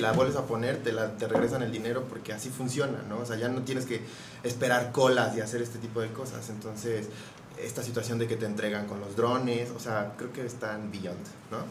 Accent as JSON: {"language": "Spanish", "country": "Mexico", "said": "siendo orgullosos de lo que podemos nosotros generar como mexicanos"}